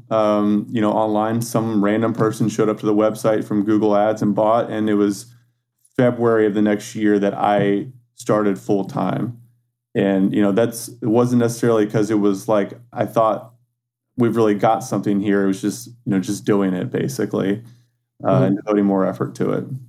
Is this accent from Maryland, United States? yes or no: no; San Antonio, Texas, United States; now in Austin, United States; I grew up in San Antonio, Texas. Um, born and raised there, and um, I moved to Austin, Texas for college in 2004.